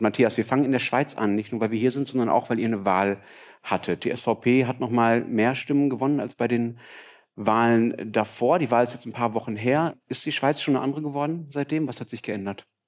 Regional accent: Germany; als Deutscher

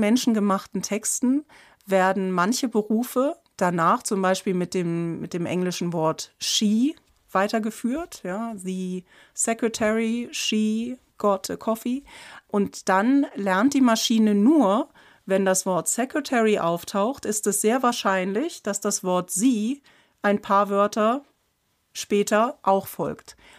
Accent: Germany; als Deutsche

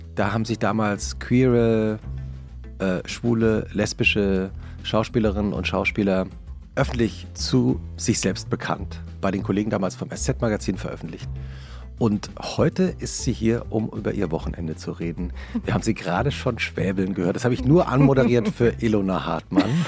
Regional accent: Langgöns, Hesse, Germany; Ich bin ja in Langgöns aufgewachsen und Langgöns ist ein, ein, ein kleine Gemeinde in Mittelhessen

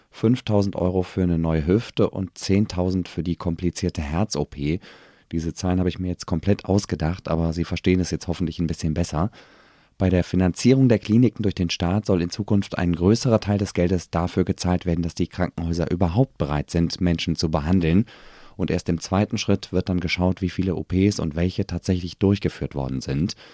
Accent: Berlin, Germany; finde ich natürlich super und blicke als Berliner einmal mehr neidisch nach Paris.

